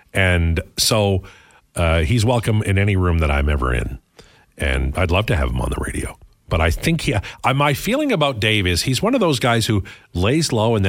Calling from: Calgary, Alberta, Canada; I'm tuning in from Calgary using the iHeartRadio app.

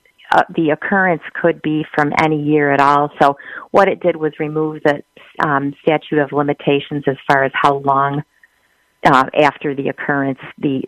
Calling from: New York, United States; Hi, Mother. I'm calling from New York State

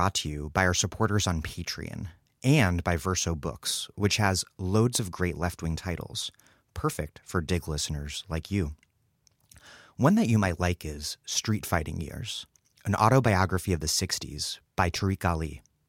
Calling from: Providence, Rhode Island, United States; I'm broadcasting from Providence, Rhode Island.

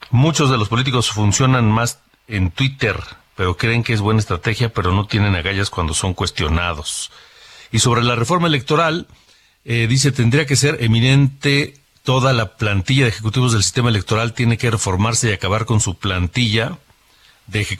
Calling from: Mexico City, Mexico; de la Ciudad de México, no cabe duda que hay personas que añoran los años 70 y los 80

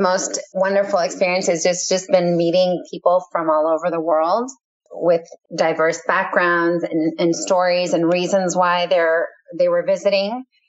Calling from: Foster City, California, United States; We're calling from Foster City, California.

